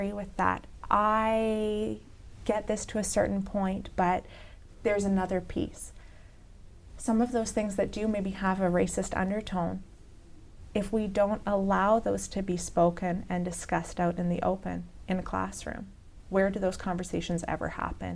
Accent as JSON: {"language": "English", "country": "Canada"}